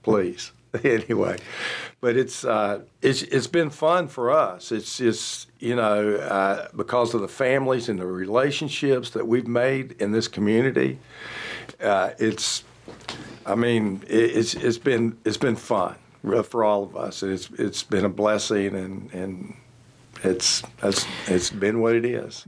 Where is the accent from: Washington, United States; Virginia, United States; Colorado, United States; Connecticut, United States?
Virginia, United States; Roanoke; moved away as an adult; now in Charlotte, United States; growing up in Roanoke, my father, he was also in the food